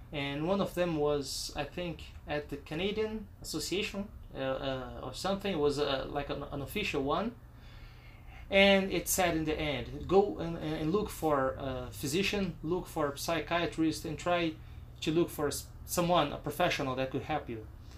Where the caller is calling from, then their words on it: Brazil; English is a second language; I am recording from Brazil.